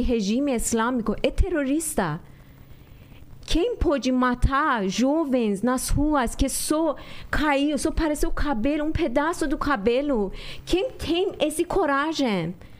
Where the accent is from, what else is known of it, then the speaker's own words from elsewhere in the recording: Iran; now in Brazil; até quando que a gente saiu do Irã